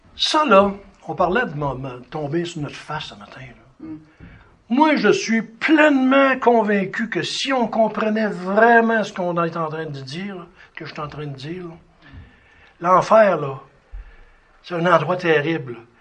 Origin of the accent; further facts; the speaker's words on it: Sherbrooke, Quebec, Canada; Je suis né à Sherbrooke